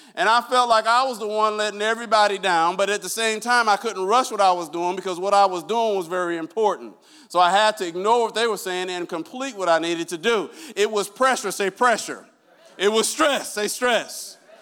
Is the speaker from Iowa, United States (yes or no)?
yes; Iowa, United States; I'm from Iowa